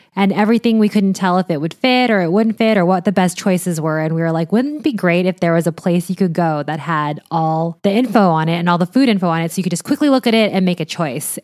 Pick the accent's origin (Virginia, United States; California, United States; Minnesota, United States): California, United States; Orange County; I grew up in Orange County